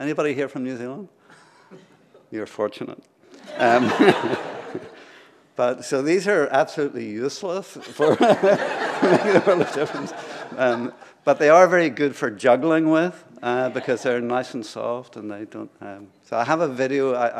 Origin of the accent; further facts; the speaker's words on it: Ireland; I'm from Ireland, so I feel this loss very deeply.